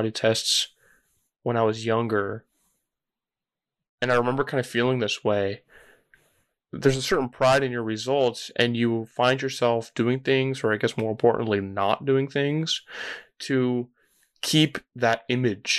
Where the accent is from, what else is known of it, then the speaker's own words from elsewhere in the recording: California, United States; I grew up in California